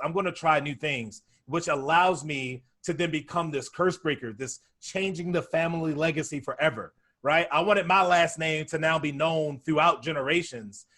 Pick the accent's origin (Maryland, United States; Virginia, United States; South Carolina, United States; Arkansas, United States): Maryland, United States; Baltimore; I grew up down in Baltimore, Maryland